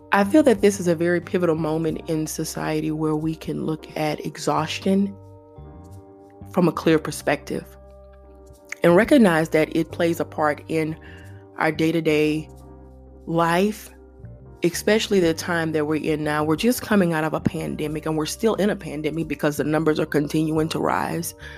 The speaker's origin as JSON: {"language": "English", "region": "Louisiana", "country": "United States", "said": "I'm from Louisiana"}